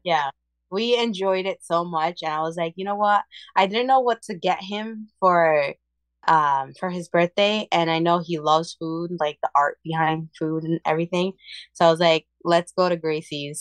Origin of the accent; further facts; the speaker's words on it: Puerto Rico; moved away; I'm Puerto Rican and I was born in Puerto Rico